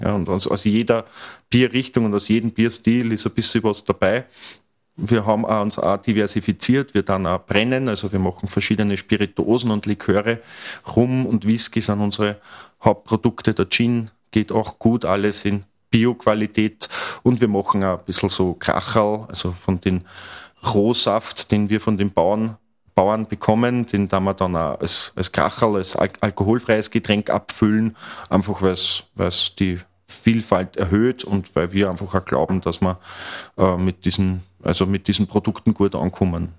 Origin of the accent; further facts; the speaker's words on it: Mostviertel, Lower Austria, Austria; also born or lived in Vienna / Krems; ich bin in der Region groß geworden. Ich liebe das Mostviertel